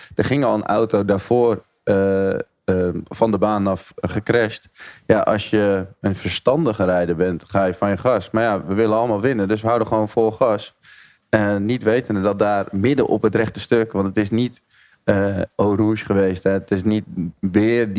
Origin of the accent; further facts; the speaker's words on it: Netherlands; als een Nederlander in de autosport